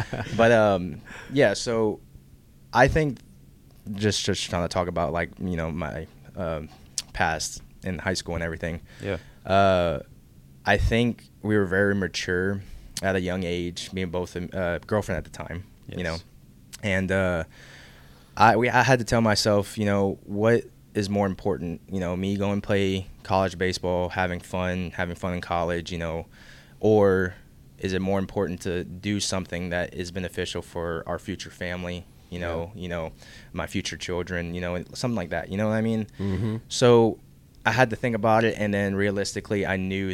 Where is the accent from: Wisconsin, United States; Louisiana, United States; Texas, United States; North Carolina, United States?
Louisiana, United States; Youngsville; I am originally from Youngsville, Louisiana